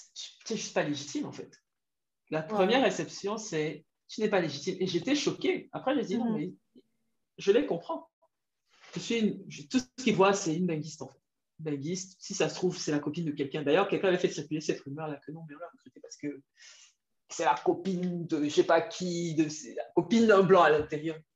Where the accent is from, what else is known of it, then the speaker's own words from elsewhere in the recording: Cameroon; moved away as an adult; also born or lived in France; je rentre au Cameroun parce que j'ai une opportunité là-bas. Après, j'ai des affinités avec le pays parce que c'est mon pays d'origine